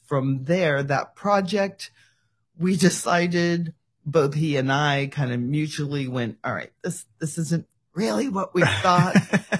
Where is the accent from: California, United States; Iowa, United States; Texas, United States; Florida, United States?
California, United States; Bay Area; moved away as an adult; also born or lived in Hawaii / Oregon; I am originally from California. I'm a West Coast girl, born in the Bay Area, and then married a Hawaiian, moved to Hawaii, had my daughter there, moved back, farmed in Oregon